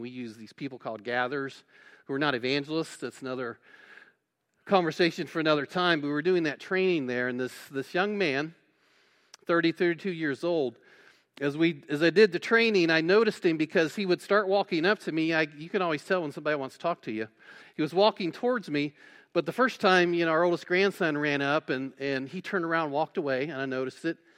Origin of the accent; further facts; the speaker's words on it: West Alexandria, Ohio, United States; I grew up in West Alexandria, Ohio, if you know where that is, and went to Twin Valley South High School